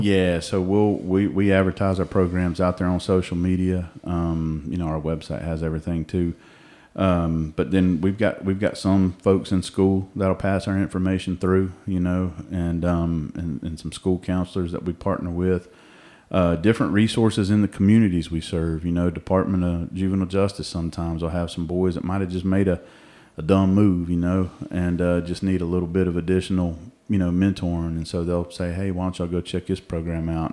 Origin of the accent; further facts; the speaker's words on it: Cobb County, Georgia, United States; I'm a homegrown Georgia boy. I, uh, uh, I grew up over in Cobb County